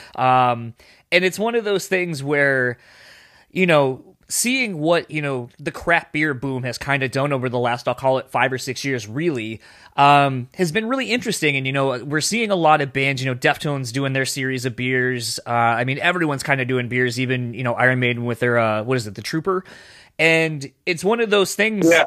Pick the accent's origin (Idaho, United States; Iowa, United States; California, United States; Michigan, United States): Michigan, United States; Grand Rapids; Hailing from right here in my hometown of Grand Rapids, Michigan